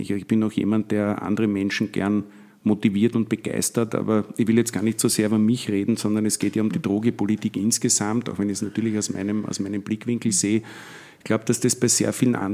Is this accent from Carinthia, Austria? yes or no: no; Vienna, Austria; Ich komme selber aus dem Gemeindebau in Wien, also aus Wien-Donnerstadt, aus einem Flächenbezirk habe sehr viele Freunde in Favoriten und in Simmering, auch in Floridsdorf